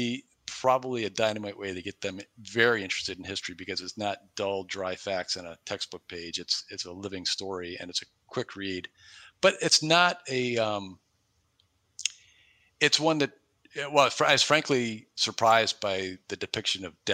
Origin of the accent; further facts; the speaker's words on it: New York, United States; moved away as an adult; now in Cleveland, United States; I live in Cleveland. I've been here 20 plus years, but way predating that, when I grew up in New York State